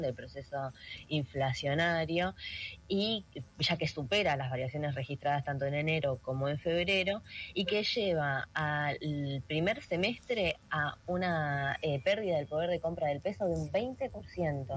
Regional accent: Buenos Aires, Argentina; como porteñas

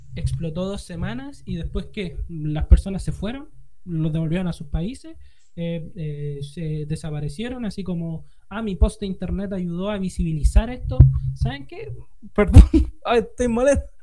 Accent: Norte Grande, Chile; yo no soy 100% chileno, soy mitad chino, mitad

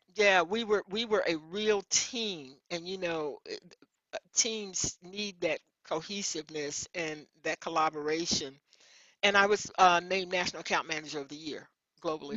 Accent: Memphis, Tennessee, United States; I grew up in Memphis, Tennessee, and I was the youngest of my mom's six children

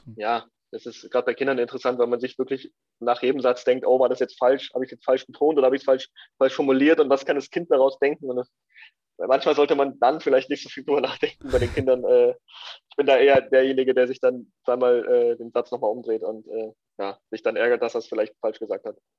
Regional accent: Lenting, Bavaria, Germany; also born or lived in Ingolstadt / Eichstätt district; bin in Lenting groß geworden

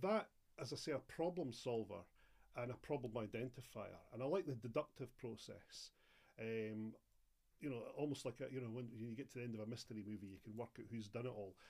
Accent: Edinburgh, Scotland, United Kingdom; I'm Edinburgh, born and bred

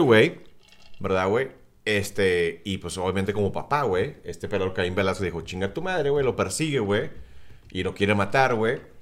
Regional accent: South Texas, United States; Cindy y yo que somos del sur de Texas

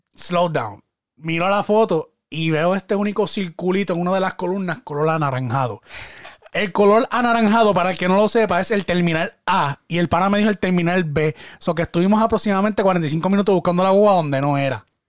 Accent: Puerto Rico; yo soy boricua y yo soy boricua orgullosamente y yo hablo de mi país

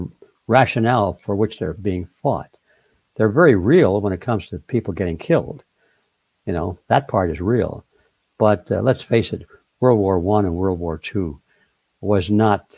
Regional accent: the North, United States; I come from the North

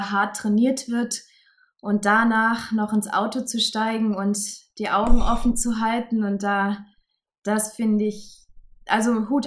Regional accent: Saarland, Germany; es kommen drei, vier aus meinem Heimatbundesland, aus dem Saarland.

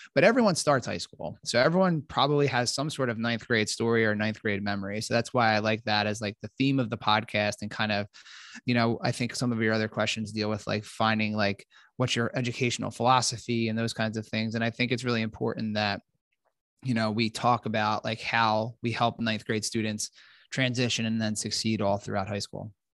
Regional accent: Philadelphia, Pennsylvania, United States; moved away; I'm from Philadelphia originally

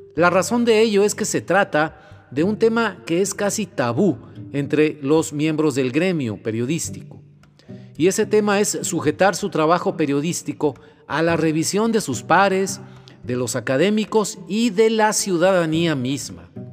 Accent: Mexico; los mexicanos

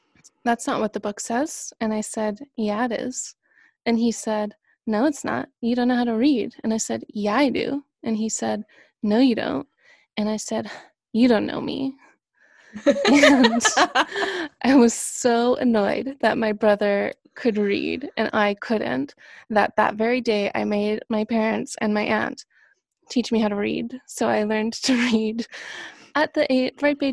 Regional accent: Canada; moved away as an adult; also born or lived in Toronto; I am from Canada, which you may or may not have been able to guess from my accent

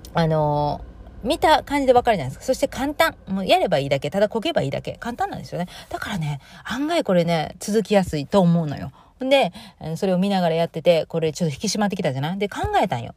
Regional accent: Kansai, Japan; 自分の故郷のその関西人

